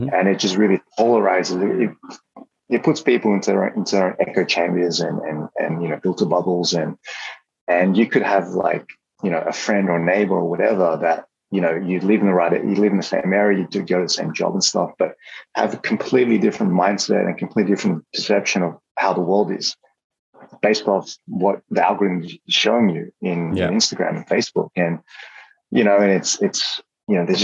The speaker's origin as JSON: {"language": "English", "country": "Australia", "tie": "born or raised there", "also_born_or_lived": "Hong Kong", "moved": "as an adult", "said": "growing up in Australia back then, I had a lot of allergies."}